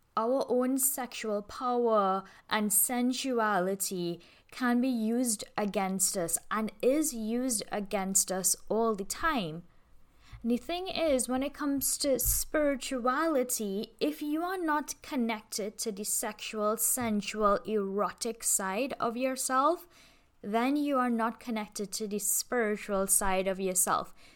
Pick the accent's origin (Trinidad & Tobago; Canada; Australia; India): Trinidad & Tobago; I'm from Toronto, Tobago